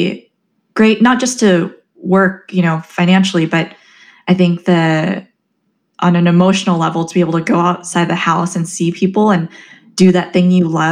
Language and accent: English; Southern California, United States; moved away; also born or lived in New York / Chicago; I'm originally from Southern California